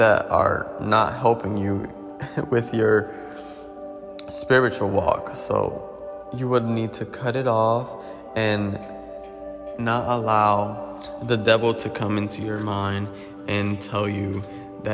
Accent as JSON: {"language": "English", "town": "Paterson", "region": "New Jersey", "country": "United States", "said": "I'm from Paterson, New Jersey"}